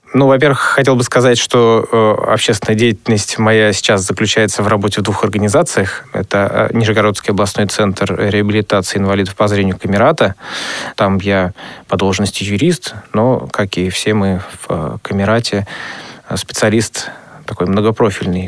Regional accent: Orlov, Kirov Oblast, Russia; now in Nizhny Novgorod, Russia; вообще, я родом из Кировской области, город Халтурин, теперь он э, переименовался в город Орлов. Вот. И все мое детство, оно, в общем то прошло в Кировской области.

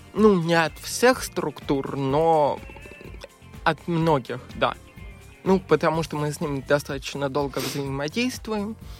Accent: Moscow, Russia; я коренной москвич

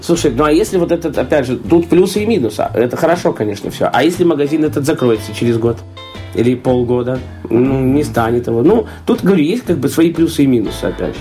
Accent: Belarus

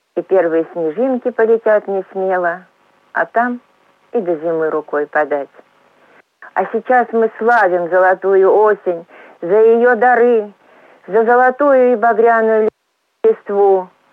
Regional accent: Gryazi, Lipetsk Oblast, Russia; also born or lived in Voronezh; Родилась и живу я в городе грязи

